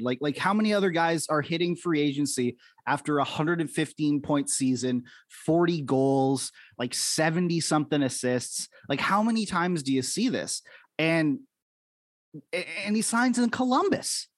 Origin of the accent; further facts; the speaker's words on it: Canada; I'm in Canada right now. You know, we grew up we grew up in our respective places